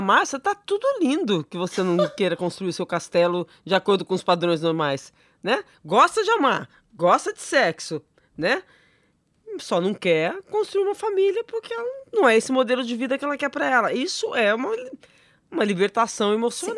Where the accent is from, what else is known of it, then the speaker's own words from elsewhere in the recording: São José do Rio Preto, São Paulo, Brazil; moved away; São José do Rio Preto, minha terra, tá? Meu conterrâneo, sou de lá